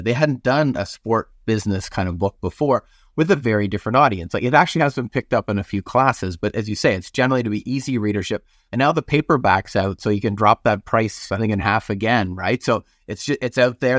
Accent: Canada; moved away as an adult; now in United States; I'm Canadian

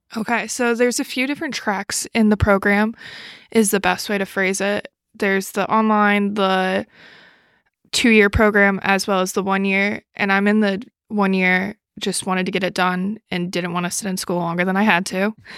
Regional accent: New York City, New York, United States; moved away as an adult; also born or lived in Buffalo, New York; I grew up in New York City, and I lived in Buffalo for New six years

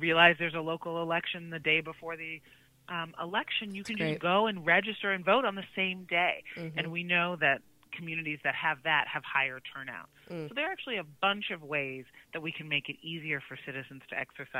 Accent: Chicago, Illinois, United States; I grew up in Chicago

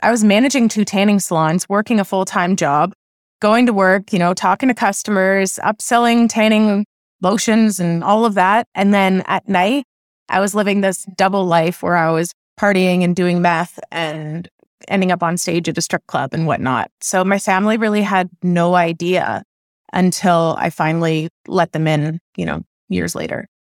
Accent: Oakville, Ontario, Canada; I was raised in Oakville, Ontario

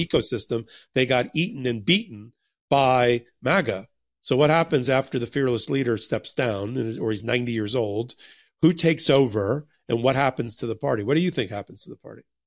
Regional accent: United States; I grew up in New Jersey and New York during the exact same periods

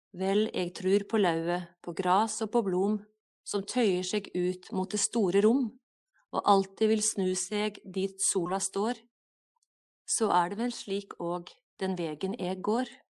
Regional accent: Dombås, Innlandet, Norway; also born or lived in Hamar / Gudbrandsdalen / Ecuador; now in Ålgård, Norway; på Dombås, da jeg bodde der, der jeg vokste opp

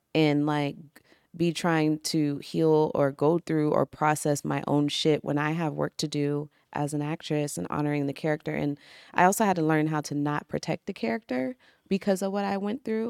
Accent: Maryland, United States; I'm from Maryland

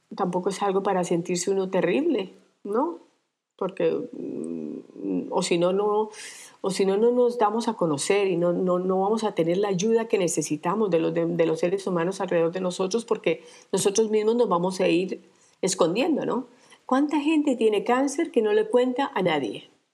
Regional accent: Armenia, Quindío, Colombia; moved away as an adult; also born or lived in Europe / New York; now in Minca, Colombia; Nací en, eh, nací en Colombia, en la ciudad de Armenia, pero salí de, Colombia desde que tenía 25 años

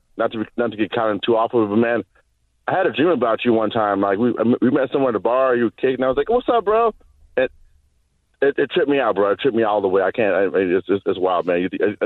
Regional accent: Southeast Texas, United States; I'm from the South, too. I'm from Southeast Texas.

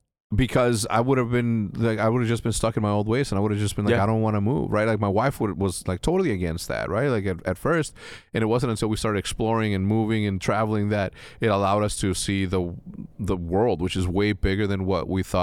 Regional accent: North Carolina, United States; We're from North Carolina, but mm-hmm. for us, we're like, what the fuck?

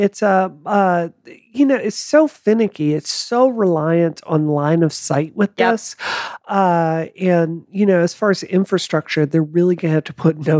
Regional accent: the South, United States; now in Dedham, United States; Like, I come from the South. I'm not a gun phobe

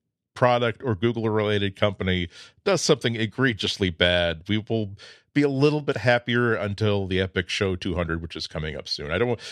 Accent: Massachusetts, United States; This is why people can't really place my accent, even though they know that I've lived within 30 minutes of Boston all my life. The hard R and the non-existent R kind of like neutralized each other.

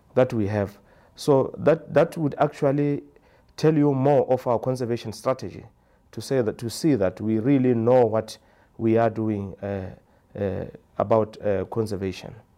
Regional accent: Maun, North-West District, Botswana; I'm from Botswana, a village called Maun. That's where I live.

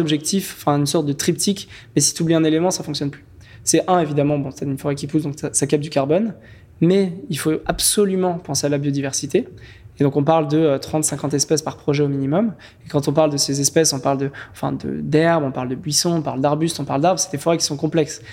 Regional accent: French Guiana; moved away; also born or lived in Cannes / Paris / Lyon; J'ai grandi, euh, en Guyane française

